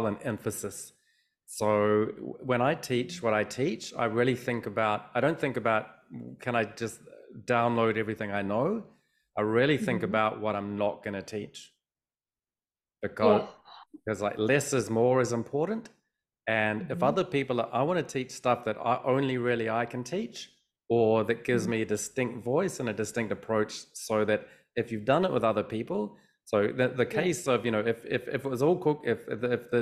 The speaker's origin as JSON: {"language": "English", "country": "New Zealand", "tie": "born or raised there", "said": "I was born in New Zealand."}